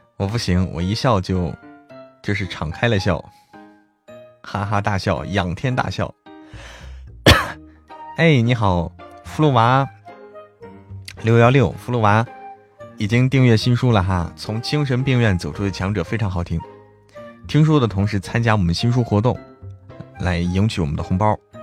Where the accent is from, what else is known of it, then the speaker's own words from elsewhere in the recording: Hebei, China; 我是河北，我老家河北的